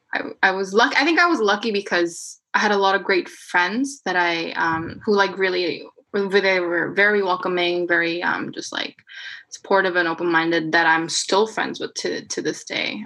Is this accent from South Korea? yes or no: yes; South Korea; first language Korean; English is a second language; moved away; this was back in Korea. Um, and you know like everybody's korean i'm korean like i'm only speaking korean at this point